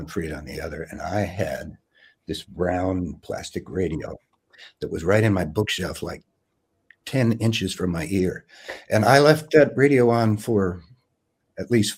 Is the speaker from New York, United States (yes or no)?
yes; New York City, New York, United States; I grew up in Queens, but I was just a kid there